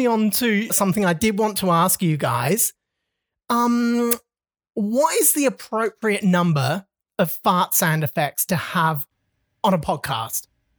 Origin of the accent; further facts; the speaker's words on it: England, United Kingdom; now in Australia; I'm from England and my wife mocks me for how I pronounce certain words.